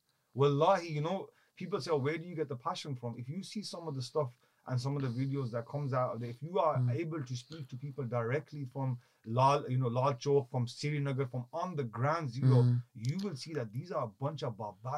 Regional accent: United Kingdom; We as a British Kashmiri, the largest Kashmiri community outside of Kashmir is here.

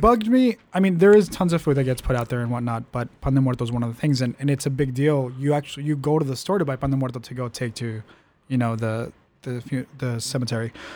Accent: Calexico, California, United States; moved away; I come from Calexico

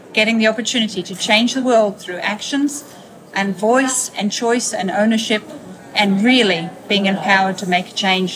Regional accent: Australia; now in Barcelona, Spain; I was born in Australia, but now live in Barcelona.

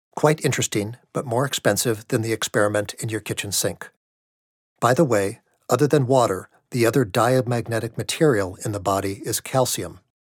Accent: outside of Milwaukee, Wisconsin, United States; moved away; I grew up outside of Milwaukee

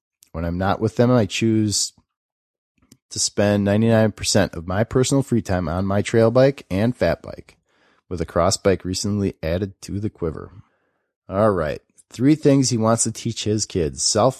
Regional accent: Alaska, United States; moved away as an adult; now in Durango, United States; I'm a mountain bike addict, and I'm from Durango, Colorado, after spending my first 32 years in Alaska.

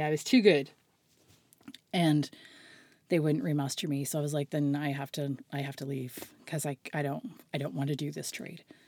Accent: Halifax, Nova Scotia, Canada; also born or lived in White's Lake / Prospect Bay; I grew up in Halifax on the outskirts, sort of halfway between Halifax and Peggy's Cove.

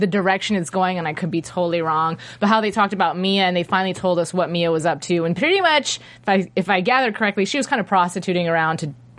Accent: Las Vegas, Nevada, United States; I'm from Vegas.

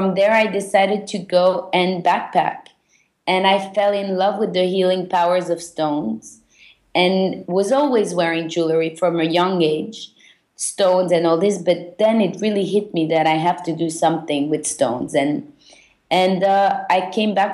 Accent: Belgium; moved away; also born or lived in London; I was born and raised in Belgium. I'm originally Turkish Jewish

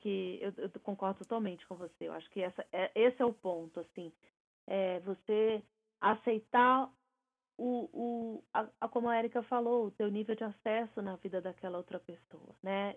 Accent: Brazil; moved away as an adult; Eu passei a minha vida inteira no Brasil

